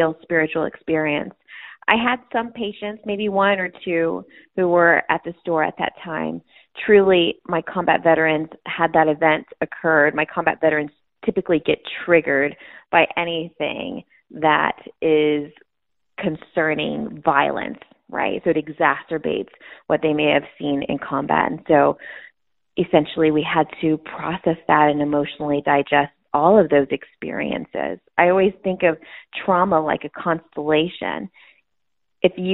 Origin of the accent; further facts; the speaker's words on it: El Paso, Texas, United States; I was born and raised in El Paso, Texas.